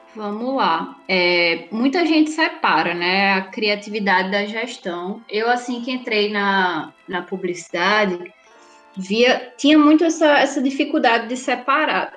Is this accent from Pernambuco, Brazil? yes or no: yes; Recife, Pernambuco, Brazil; moved away as an adult; now in Natal, Brazil; eu sou de Recife. Vim para cá para poder fazer faculdade, saí de Recife e vim para Natal para estudar na UFRN jornalismo